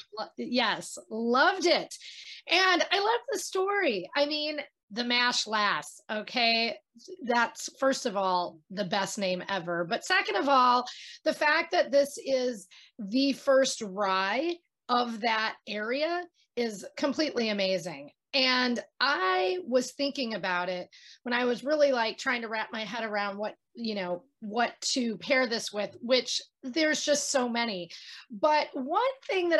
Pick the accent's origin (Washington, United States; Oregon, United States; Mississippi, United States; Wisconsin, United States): Wisconsin, United States; I'm from Wisconsin.